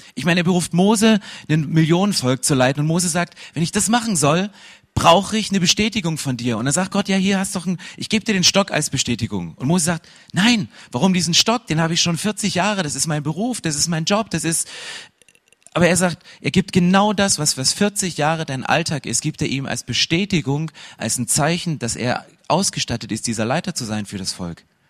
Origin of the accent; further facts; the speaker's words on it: 80 km southeast of Dresden, Saxony, Germany; accent: Saxon; Ich bin in Ostdeutschland aufgewachsen, so 80 Kilometer südöstlich von Dresden. Damals stand die Mauer noch und es ist Sachsen.